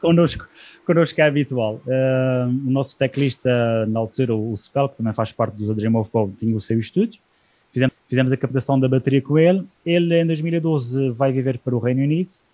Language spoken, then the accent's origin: Portuguese; Azores, Portugal; aquilo que nos nos marca como, como açorianos